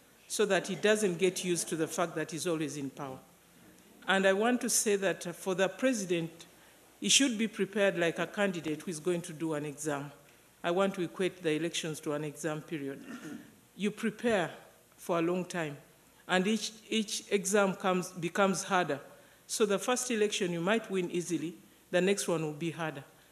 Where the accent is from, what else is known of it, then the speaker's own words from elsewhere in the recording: Uganda; now in Tanzania; I come from Uganda. I'm currently living in Tanzania.